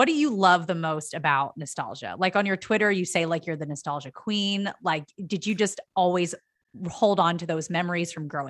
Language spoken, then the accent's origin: English; Philadelphia, Pennsylvania, United States; now in Los Angeles, United States; I'm from the Philadelphia area.